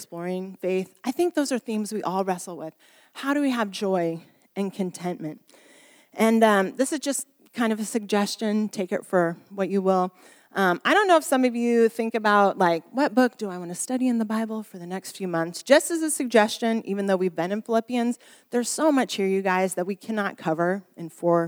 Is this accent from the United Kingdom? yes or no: yes; Bermondsey, London, United Kingdom; as you can tell by my accent, I come from Bermondsey, which is just down south.